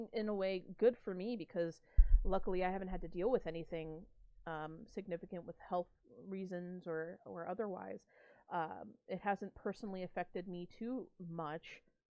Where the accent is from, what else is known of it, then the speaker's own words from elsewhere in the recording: New York, United States; now in Pennsylvania, United States; technically I'm from New York